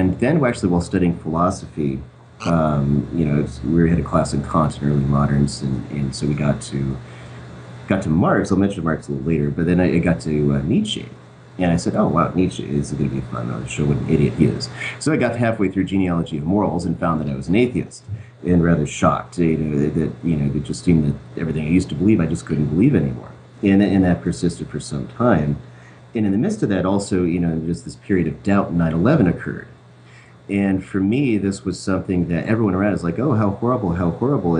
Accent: Connecticut, United States; moved away; Originally, I'm from Connecticut

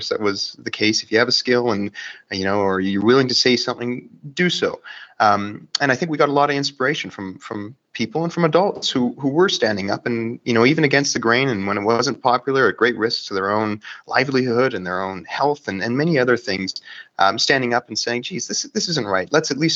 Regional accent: Vancouver Island, British Columbia, Canada; moved away as an adult; also born or lived in Victoria; now in Calgary, Canada; I'm from Vancouver Island, Canada

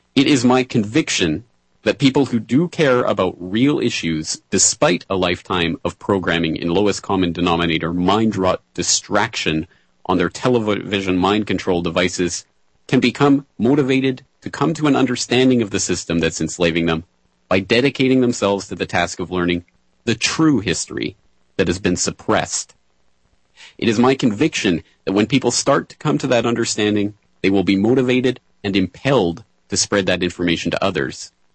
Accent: Calgary, Alberta, Canada; moved away as an adult; now in Japan; I was born and raised in the foothills of the Rocky Mountains in beautiful Calgary, Alberta.

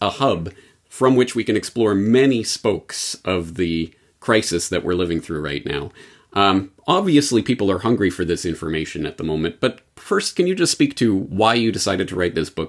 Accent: Canada; now in Japan; as a Canadian in Japan

